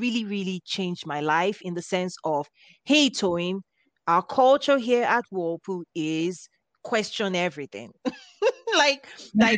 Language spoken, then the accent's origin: English; Nigeria; moved away as an adult; now in United States; I was raised in Africa. I had my first degree in Nigeria.